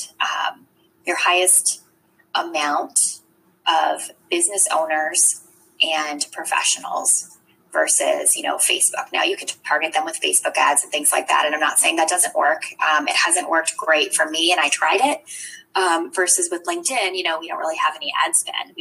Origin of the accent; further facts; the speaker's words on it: Eastern Shore of Maryland, United States; I grew up on the Eastern Shore of Maryland